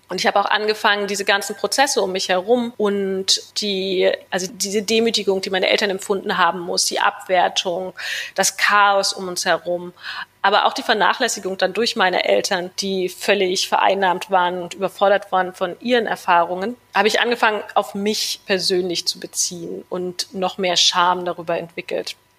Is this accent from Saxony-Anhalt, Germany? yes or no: yes; Wernigerode, Saxony-Anhalt, Germany; moved away as an adult; also born or lived in New York, United States; now in Berlin, Germany; Meine Kindheit und Jugend habe ich dann in meiner Heimatstadt Wernigerode verbracht